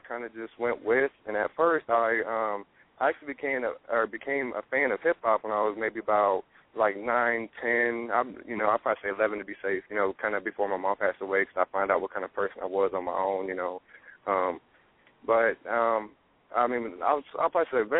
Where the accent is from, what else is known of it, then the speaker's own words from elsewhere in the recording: Fort Wayne, Indiana, United States; where I'm from, and I got to give a shout-out to Fort Wayne, Indiana